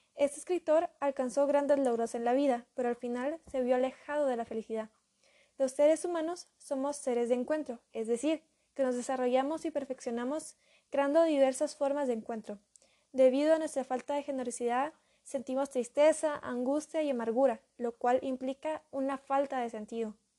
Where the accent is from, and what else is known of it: Guatemala